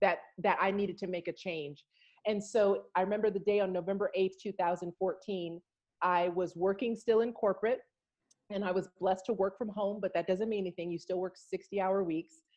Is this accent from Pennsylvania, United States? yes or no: no; Los Angeles, California, United States; I come from Los Angeles, California, but my my family is from South Texas